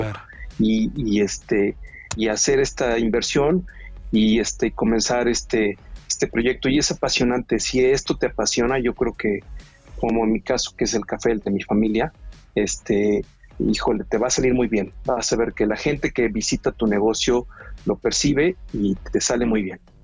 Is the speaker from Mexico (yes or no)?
yes; Veracruz, Mexico; soy originario de Veracruz